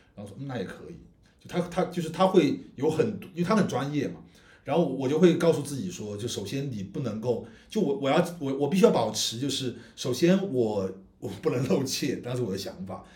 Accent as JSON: {"language": "Chinese", "region": "Guizhou", "country": "China", "moved": "yes", "said": "我来从贵州这种小，小城市来的"}